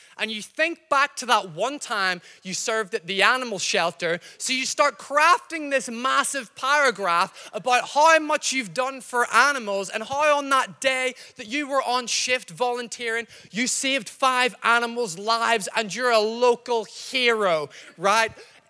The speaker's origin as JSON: {"language": "English", "region": "Northern Ireland", "country": "United Kingdom", "accent": "mixed, slightly Scottish", "said": "I'm not from Glasgow. I know I sound slightly Scottish. My accent's mixed up. I've been here a while. I'm from Northern Ireland."}